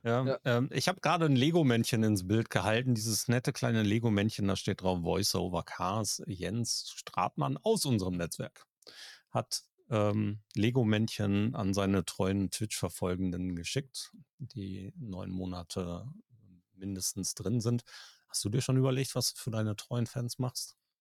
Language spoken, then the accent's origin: German; Germany; bei uns in Deutschland